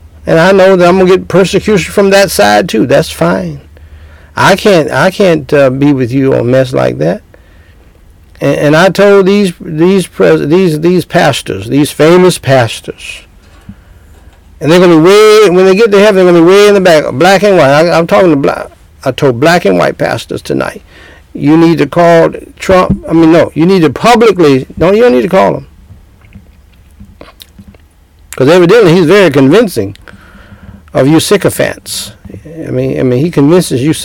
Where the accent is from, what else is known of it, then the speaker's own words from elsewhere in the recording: Georgia, United States; moved away; I'm from Georgia, man. I lived most of my life, half my life in Georgia